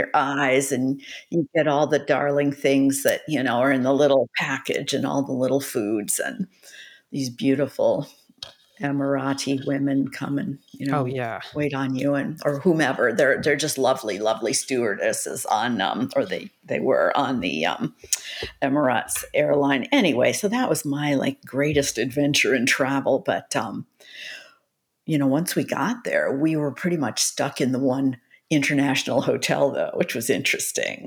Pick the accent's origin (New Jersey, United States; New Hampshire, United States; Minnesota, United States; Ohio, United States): Minnesota, United States; moved away; I grew up in Minnesota, so I know cold. But it's been a while. I haven't lived in Minnesota for a long time.